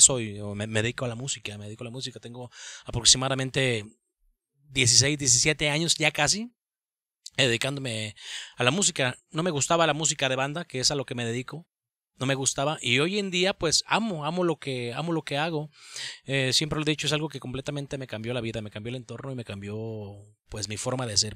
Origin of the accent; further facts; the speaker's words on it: Tonalá, Jalisco, Mexico; soy oriundo de aquí, soy de Tonalá